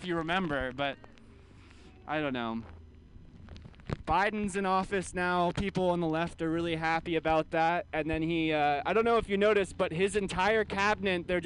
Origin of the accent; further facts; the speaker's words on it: California, United States; I grew up in California